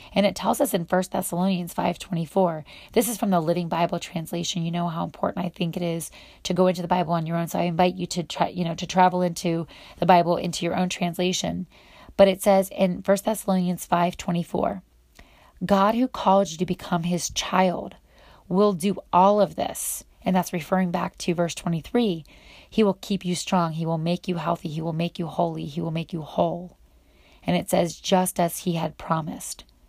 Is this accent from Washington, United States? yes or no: no; Northwestern Pennsylvania, United States; I grew up in Western Pennsylvania, Northwestern Pennsylvania, right on the border of Ohio